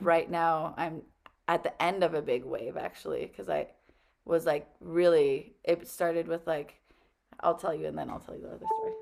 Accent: Iran; now in United States; I was born in Iran in the only Hindu temple

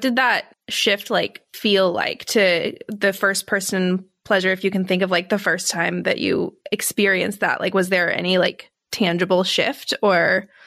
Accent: Texas, United States; being a Texan

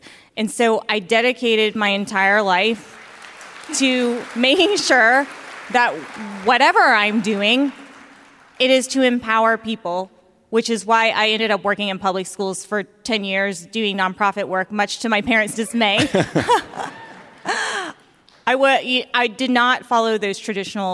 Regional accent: Augusta, Georgia, United States; when I was young, growing up in Augusta, Georgia

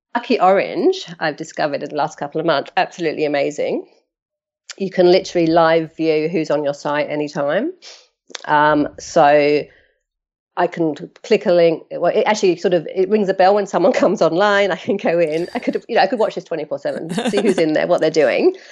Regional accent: London, United Kingdom; moved away as an adult; now in Australia; 'cause I'm originally from London, um, and now living in Australia

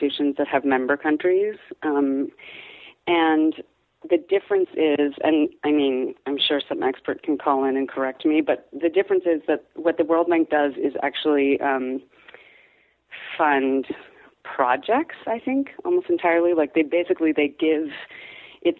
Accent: Washington, District of Columbia, United States; the house that my sisters and I grew up in Washington, D.C.

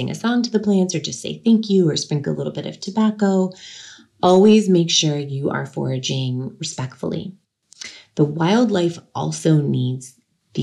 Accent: Sebastopol, California, United States; In my hometown, Sebastopol, California, there was an annual Gravenstein Apple Festival that I grew up going to as a child

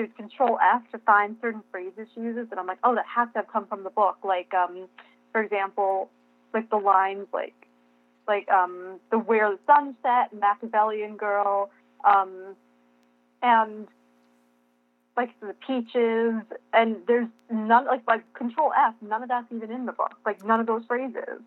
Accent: New York, United States; I'm a New Yorker

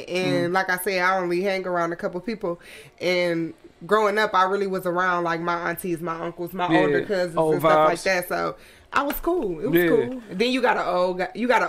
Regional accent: Ypsilanti, Michigan, United States; We grew up in Ipsy. It was just him, single dad.

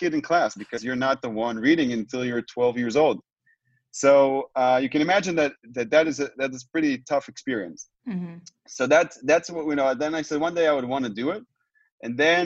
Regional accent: Tel Aviv, Tel Aviv District, Israel; I'm joining you both from where I was born, from Israel, from Tel Aviv, Israel.

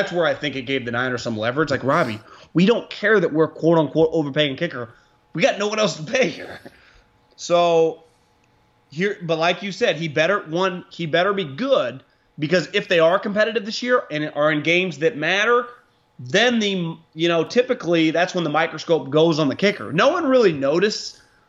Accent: Northern Ireland, United Kingdom; I'm like Rory. I grew up playing in Northern Ireland.

